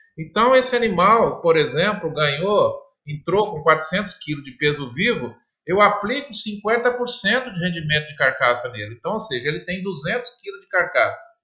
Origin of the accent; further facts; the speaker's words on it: Minas Gerais, Brazil; Eu, eu, também sou mineiro de origem, né? Meus pais sempre, sempre produziram leite